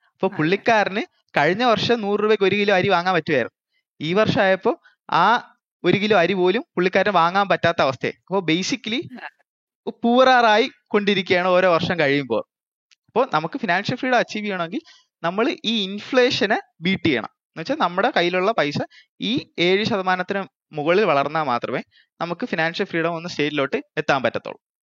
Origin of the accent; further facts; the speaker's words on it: Thiruvananthapuram, Kerala, India; ഞാനൊരു ട്രിവാൻഡ്രംകാരനാണ്